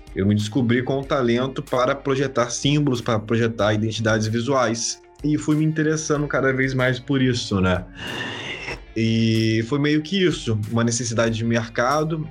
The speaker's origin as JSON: {"language": "Portuguese", "town": "Vitória", "region": "Espírito Santo", "country": "Brazil", "lives_now": "Serra, Brazil", "said": "eu sou de Vitória, Espírito Santo"}